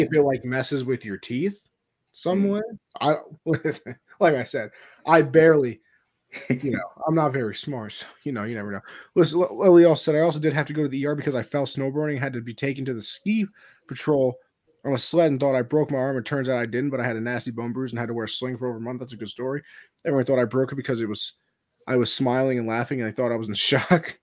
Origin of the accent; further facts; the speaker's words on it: New York, United States; I'm from New York